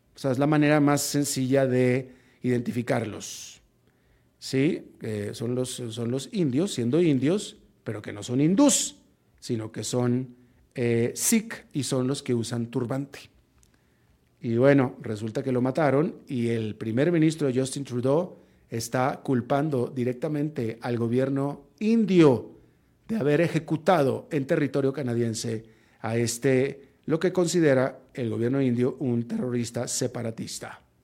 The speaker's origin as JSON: {"language": "Spanish", "town": "Monterrey", "region": "Nuevo León", "country": "Mexico", "tie": "born or raised there", "also_born_or_lived": "Atlanta, United States", "moved": "yes", "said": "Atlanta era la ciudad donde yo residía en ese momento, Monterrey mi ciudad natal"}